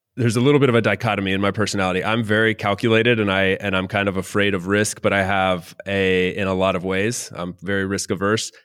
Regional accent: North Carolina, United States; moved away as an adult; also born or lived in Miami, Florida; now in Valencia, Spain; North Carolina is where I, I grew up

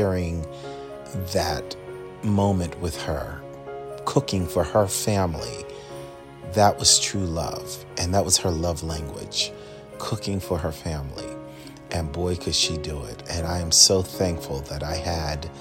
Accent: Philadelphia, Pennsylvania, United States; now in Michigan, United States; growing up in Philadelphia, which is where I'm from

